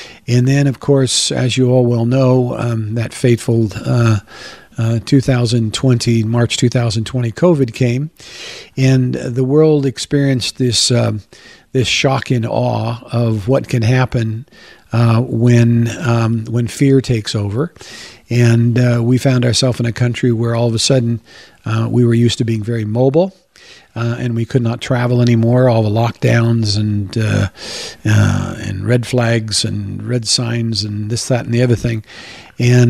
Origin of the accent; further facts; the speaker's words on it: New Zealand; moved away as an adult; now in Coeur d'Alene, United States; my wife and I, we're Kiwi citizens